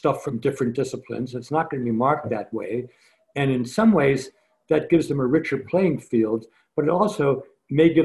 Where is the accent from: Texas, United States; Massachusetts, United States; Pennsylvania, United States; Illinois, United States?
Pennsylvania, United States; Scranton; Joe Biden and I were born and grew up in Scranton